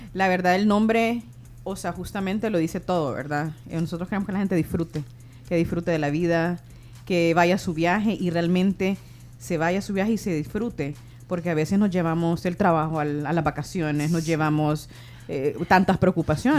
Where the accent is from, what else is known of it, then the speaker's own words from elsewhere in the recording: Honduras; now in El Salvador; personalmente soy hondureña